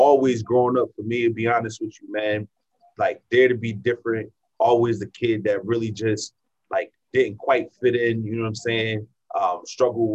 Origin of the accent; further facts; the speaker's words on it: New Jersey, United States; moved away as an adult; now in San Diego, United States; originally born in New Jersey. I'm from New Jersey. I'm a Jersey boy